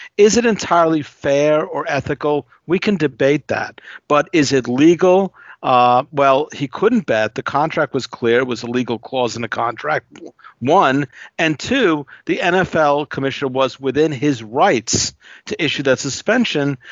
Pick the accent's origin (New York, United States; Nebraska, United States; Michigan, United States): New York, United States; New Yorker, United States; as a New Yorker